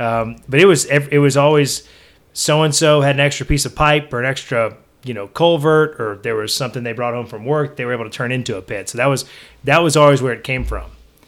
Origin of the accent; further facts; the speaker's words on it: Bellville, Texas, United States; So I'm originally from Belleville, Texas. And my parents are from Garwood, Natick, Texas